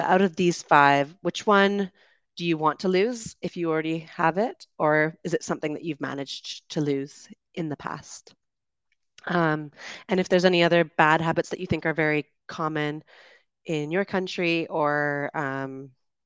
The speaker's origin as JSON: {"language": "English", "country": "Canada", "said": "I'm from Canada"}